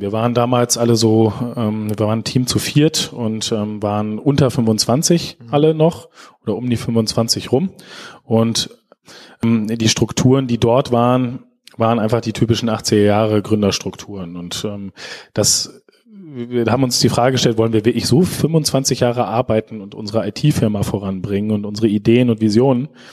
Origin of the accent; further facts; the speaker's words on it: Schaumburg, Lower Saxony, Germany; moved away as an adult; now in Osnabrück, Germany; Ich komme selber aus Schaumburg, einem ganz kleinen Landkreis